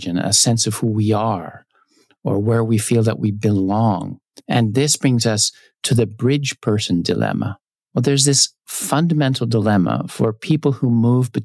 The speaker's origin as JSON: {"language": "English", "region": "California", "country": "United States", "tie": "born or raised there", "moved": "as an adult", "lives_now": "Tokyo, Japan", "said": "I was raised in California, so that's my home originally, but now I've lived in Tokyo for a long, long time"}